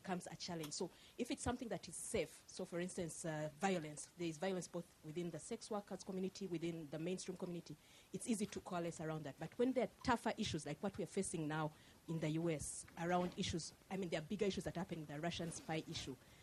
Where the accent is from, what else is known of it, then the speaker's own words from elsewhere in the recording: Uganda; moved away as an adult; now in United States; I'm from Uganda.